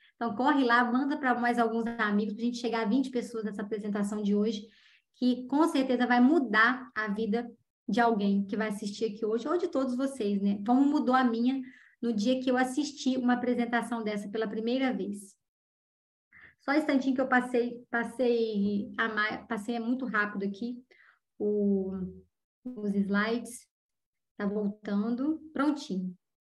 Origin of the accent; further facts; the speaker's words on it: Juiz de Fora, Minas Gerais, Brazil; É uma cidade de médio porte, onde eu nasci, Juiz de Fora. Hoje tem mais habitantes, mas quando eu era jovem, Juiz de Fora tinha uma média de 400 mil habitantes